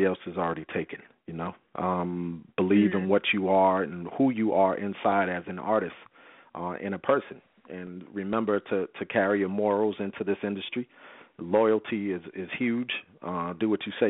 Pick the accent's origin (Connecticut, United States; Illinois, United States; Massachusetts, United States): Massachusetts, United States; Boston; I'm from Boston